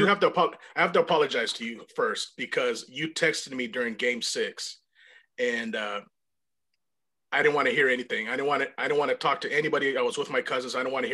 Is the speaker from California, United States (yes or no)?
yes; San Luis Obispo, California, United States; I'm not from LA. I'm from San Luis Obispo.